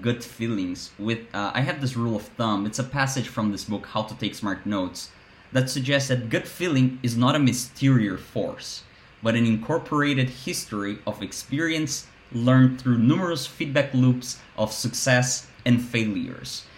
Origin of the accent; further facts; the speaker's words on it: Brazil; moved away; my Brazilian body